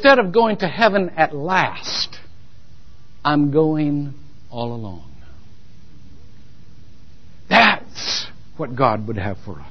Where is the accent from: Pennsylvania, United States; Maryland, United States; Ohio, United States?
Ohio, United States; Shelby; now in Longwood, United States; I attended First Methodist Church, Shelby, Ohio